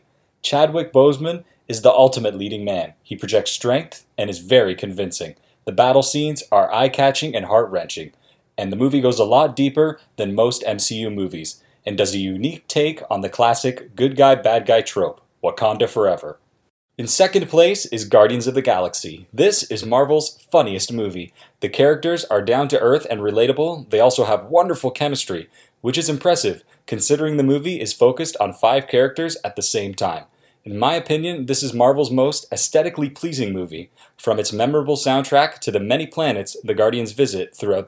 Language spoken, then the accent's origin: English; Milton, Ontario, Canada; moved away as an adult; now in Oshawa, Canada; I'm originally from Milton, Ontario.